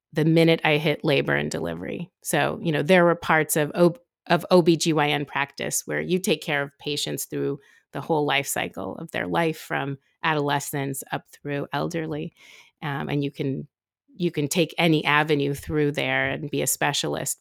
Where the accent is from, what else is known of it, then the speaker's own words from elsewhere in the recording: San Francisco, California, United States; also born or lived in Oakland; when we moved from Oakland to San Francisco, my mom was looking for a school for me